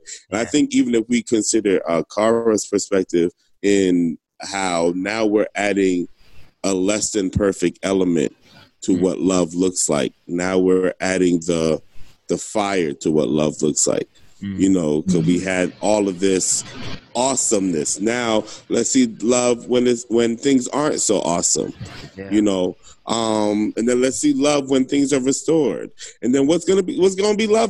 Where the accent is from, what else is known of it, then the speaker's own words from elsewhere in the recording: New Jersey, United States; moved away; I'm from Jersey and I go to Jersey.